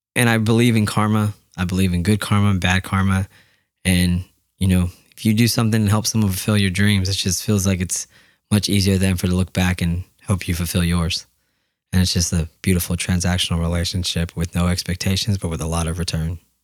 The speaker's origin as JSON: {"language": "English", "town": "Yakima", "region": "Washington", "country": "United States", "said": "I'm from Yakima"}